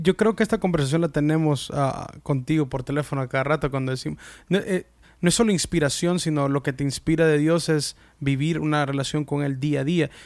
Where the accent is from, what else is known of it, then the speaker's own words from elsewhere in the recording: United States; yo soy salvadoreño, de padres salvadoreños, nacido en Estados Unidos